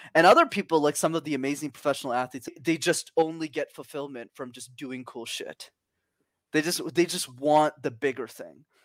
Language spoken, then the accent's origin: English; Montreal, Quebec, Canada; I was born and raised in Montreal, but I did not know French.